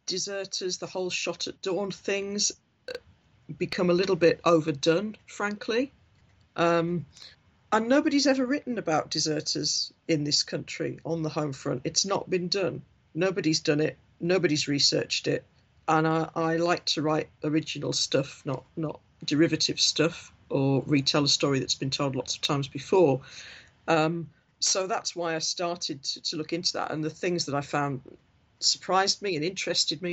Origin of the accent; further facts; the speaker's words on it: Hartlepool, North East England, United Kingdom; now in Leeds, United Kingdom; I am from Hartlepool